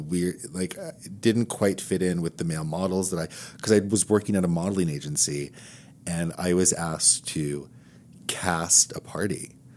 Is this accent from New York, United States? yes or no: yes; New York, United States; I was born in New York Hospital in nineteen seventy-two, so, and I grew up on the Upper West Side